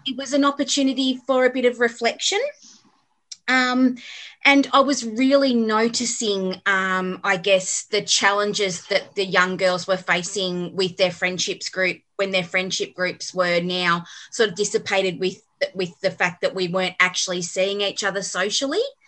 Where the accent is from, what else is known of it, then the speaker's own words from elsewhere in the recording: Melbourne, Victoria, Australia; also born or lived in Cranbourne / Berwick; now in Beaconsfield, Australia; I grew up in Endeavour Hills